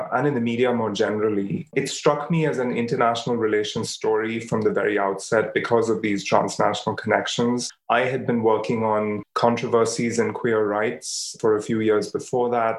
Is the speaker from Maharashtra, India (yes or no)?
no; Bangalore, Karnataka, India; moved away as an adult; I grew up in Bangalore in South India, where I lived for the first 23 years of my life.